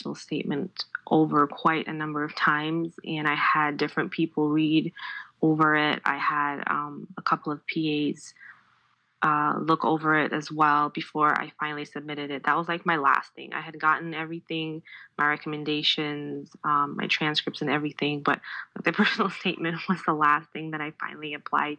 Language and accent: English; Ghana; moved away as an adult; also born or lived in Minnesota, United States; now in Connecticut, United States; I'm originally from Ghana, but I came to Minnesota about 10 years ago